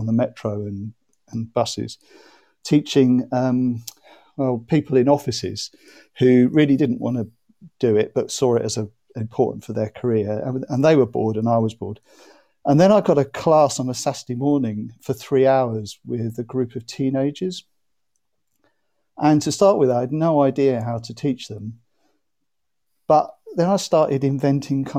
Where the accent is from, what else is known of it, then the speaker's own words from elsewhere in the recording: Norwich, East of England, United Kingdom; also born or lived in Madrid; I live in Norwich and I come from Norwich.